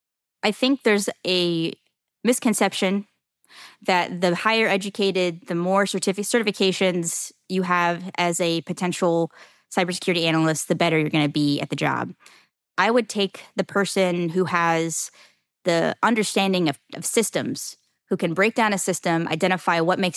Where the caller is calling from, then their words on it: Jacksonville, Florida, United States; Jacksonville, Florida.